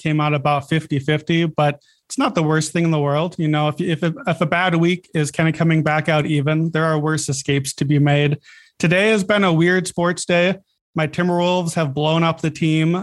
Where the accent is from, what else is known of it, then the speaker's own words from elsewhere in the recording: North Dakota, United States; I'm from North Dakota. So I grew up in snow at all times.